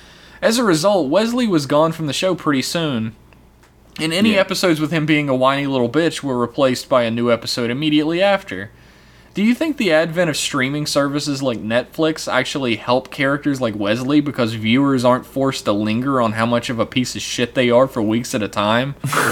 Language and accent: English; Ireland; Basically, I'm from Ireland, and that's what we do.